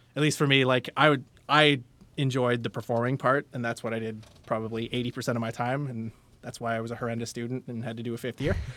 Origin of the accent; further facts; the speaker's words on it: London, Ontario, Canada; I'm a North End guy